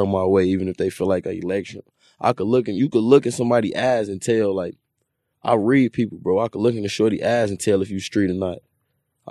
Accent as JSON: {"language": "English", "town": "Chicago", "region": "Illinois", "country": "United States", "said": "I'm from East Side"}